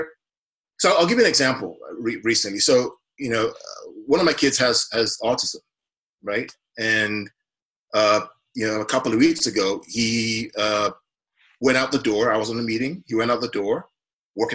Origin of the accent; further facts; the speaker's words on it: Nigeria; now in United States; I came from Nigeria, where I grew up, you know, under the Abacha and the Babangida years